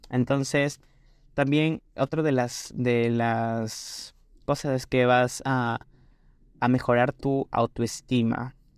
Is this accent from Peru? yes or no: yes; Peru; en mi país Perú